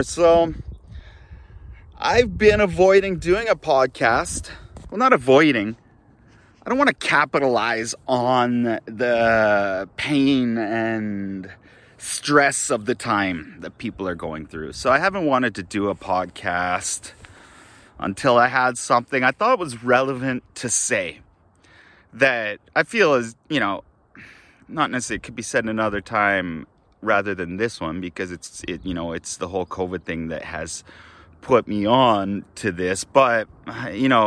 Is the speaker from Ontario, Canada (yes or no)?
no; Kamloops, British Columbia, Canada; moved away as an adult; also born or lived in Japan / Australia; I'm in Kamloops, British Columbia, Canada. My hometown, the place where I grew up